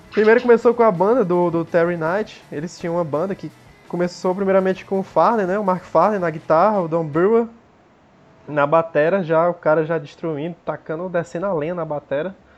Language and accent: Portuguese; Fortaleza, Ceará, Brazil; a gente é de Fortaleza